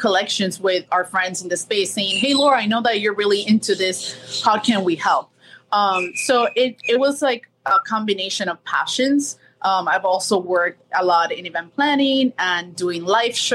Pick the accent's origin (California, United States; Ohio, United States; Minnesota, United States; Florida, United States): Florida, United States; Miami; also born or lived in Colombia; I was born in Colombia, grew up here in Miami